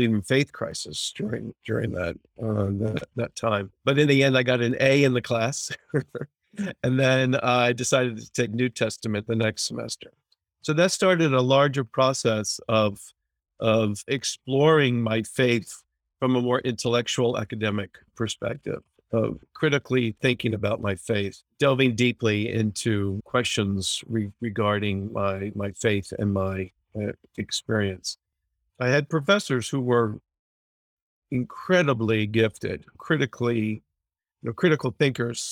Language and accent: English; northern New Jersey, United States; I grew up in the Presbyterian church. My mother taught Sunday school for 40 years. I was in church every Sunday morning, very active in my home congregation in northern New Jersey, just outside of New York City